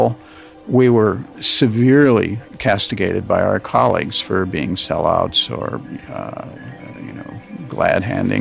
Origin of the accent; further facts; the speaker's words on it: United States; my life as an American